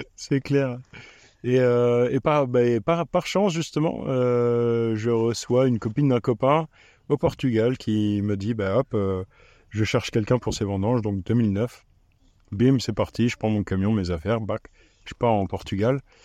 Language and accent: French; Reichshofen, Grand Est, France; moved away; also born or lived in Romania; Du nord de Strasbourg, à Reichshofen